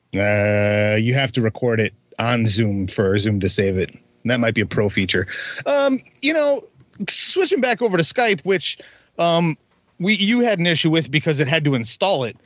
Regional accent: Wisconsin, United States; I'm actually from Wisconsin.

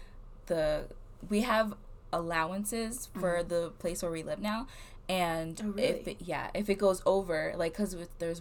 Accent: New Jersey, United States; moved away; I'm from New Jersey

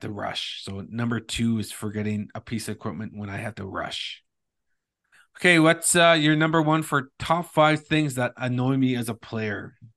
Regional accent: Thunder Bay, Ontario, Canada; he was one of the guys that I looked up to growing up in Thunder Bay

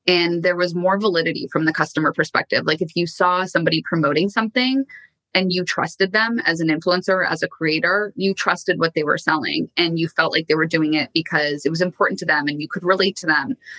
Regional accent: Canada; moved away as an adult; also born or lived in New York / London; now in Los Angeles, United States; So I am originally from Canada and I've been in LA now for the past six odd years

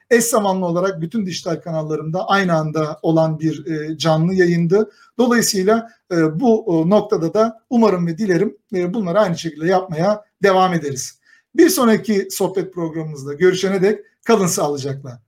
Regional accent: Kayseri Province, Turkey; tipik bir Kayserili olarak

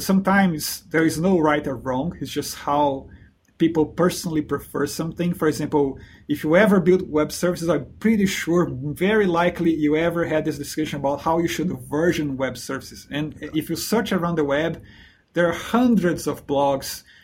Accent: Brazil; moved away as an adult; also born or lived in New Zealand; I'm originally from Brazil

